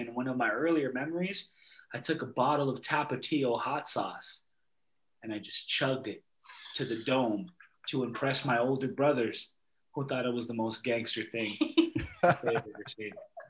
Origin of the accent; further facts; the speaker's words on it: Los Angeles, California, United States; moved away as an adult; now in Alberta, Canada; Yeah, I'm … born and raised in Los Angeles, California. I'm Huichol, Wirarica Nation, Mexican native.